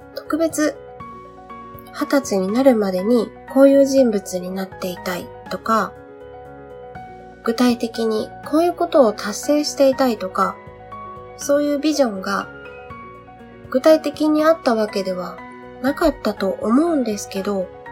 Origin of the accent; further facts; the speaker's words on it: Kyushu, Saga, Japan; moved away as an adult; now in Tokyo, Japan; 地元が九州で、今住んでいるのは東京で